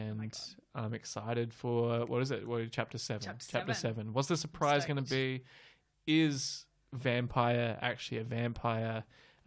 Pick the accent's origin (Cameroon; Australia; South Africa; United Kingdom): Australia; We're Australian